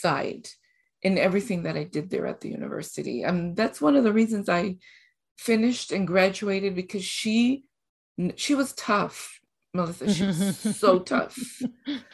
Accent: Costa Rica; moved away; also born or lived in Mexico / Fort Worth, Texas; I am originally from Costa Rica. Mm. I've been in school in Costa Rica and in Mexico for elementary, high school, and then college in Mexico

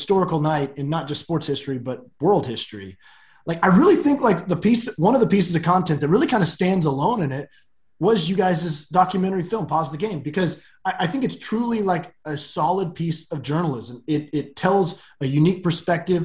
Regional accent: Oklahoma, United States; I'm an Okie. I've lived in this state my whole life

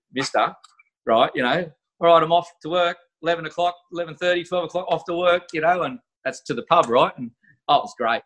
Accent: Australia; I'm just an Aussie fella

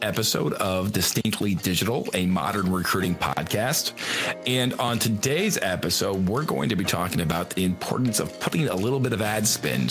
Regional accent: St. Louis, Missouri, United States; we are Ryan's in St. Louis and I grew up in St. Louis and our offices are just outside of St. Louis.

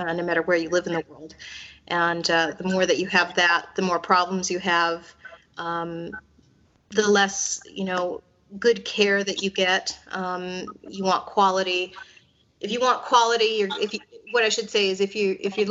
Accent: United States; now in Hungary; as an American

